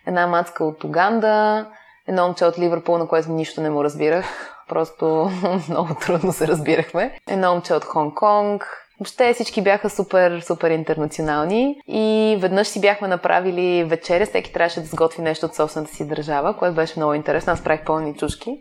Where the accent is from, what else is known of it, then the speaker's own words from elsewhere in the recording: Bulgaria; moved away as an adult; also born or lived in Netherlands / Madrid, Spain / England; сме от България